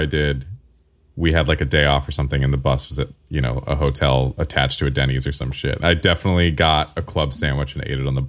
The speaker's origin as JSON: {"language": "English", "region": "California", "country": "United States", "said": "Well, okay, as a Californian, this is sort of a divisive topic."}